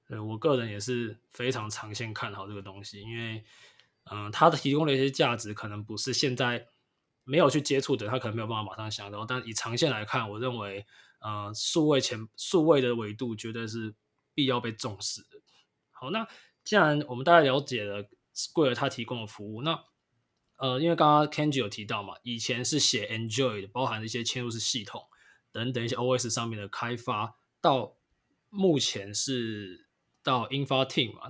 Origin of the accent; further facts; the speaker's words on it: Taiwan; 最近我们台湾的疫情虽然最近有稍微缓和一点，不过就是还在还在一个封城状态啊